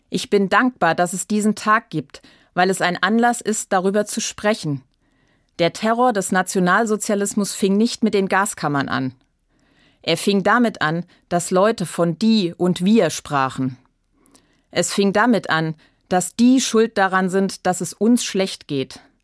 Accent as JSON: {"language": "German", "country": "Germany", "said": "Als Deutsche und als Christin"}